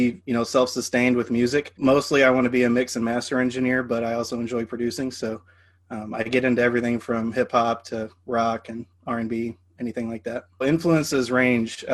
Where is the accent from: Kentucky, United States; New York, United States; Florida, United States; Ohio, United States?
Kentucky, United States; Louisville; now in St. Louis, United States; I am based out of St. Louis, and I'm originally from Louisville, Kentucky.